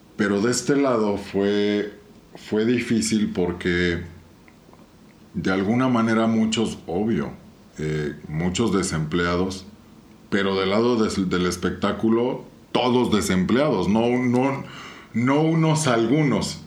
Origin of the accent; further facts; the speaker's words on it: Querétaro, Mexico; somos puros queretanos, ¿no? O sea, toda la pandilla que vivimos en esta ciudad